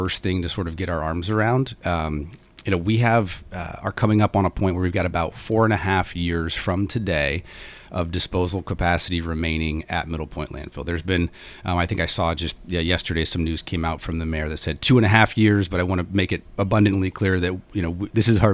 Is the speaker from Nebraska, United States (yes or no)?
yes; Omaha, Nebraska, United States; moved away; I'm originally from Omaha, Nebraska